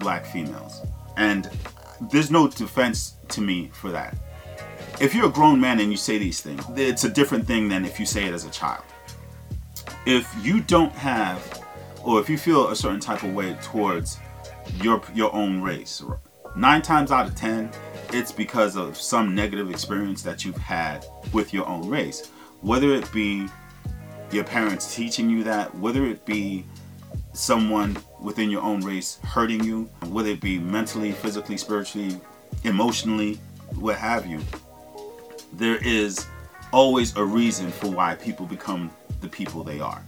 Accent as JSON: {"language": "English", "region": "New York", "country": "United States", "said": "I'm from New York"}